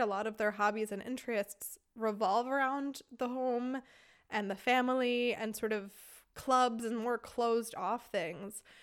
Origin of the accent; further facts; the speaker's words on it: United States; moved away as an adult; now in Germany; We're both American